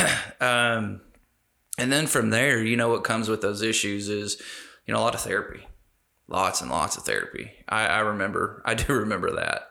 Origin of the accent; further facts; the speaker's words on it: Las Vegas, Nevada, United States; I was born in Las Vegas.